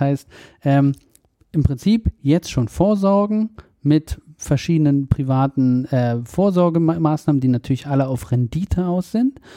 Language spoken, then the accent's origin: German; Germany; wir als Deutsche